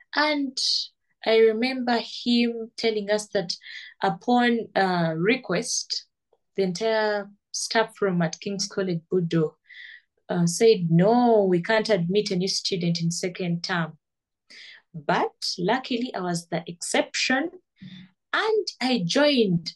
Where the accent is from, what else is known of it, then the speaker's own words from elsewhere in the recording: Kampala, Central Region, Uganda; I was born down here in Kampala.